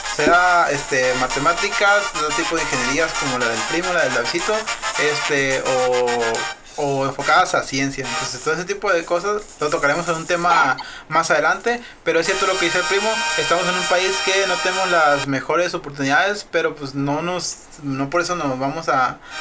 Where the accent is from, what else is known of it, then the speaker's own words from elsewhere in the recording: Sinaloa, Mexico; somos mexicanos, pero también somos sinaloenses